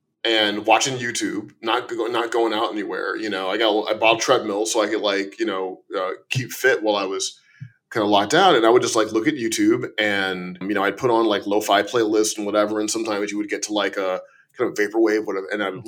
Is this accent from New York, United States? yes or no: no; Chicago, Illinois, United States; born there; but I'm going to call it Blame because I was born in Chicago.